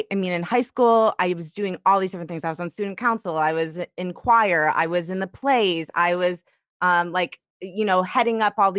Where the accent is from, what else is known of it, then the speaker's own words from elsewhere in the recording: Detroit, Michigan, United States; moved away as an adult; I was born and raised in Detroit.